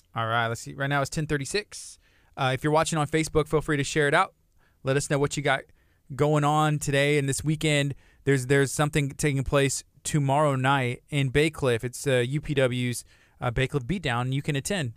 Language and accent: English; Angleton, Texas, United States; moved away; I'm from Angleton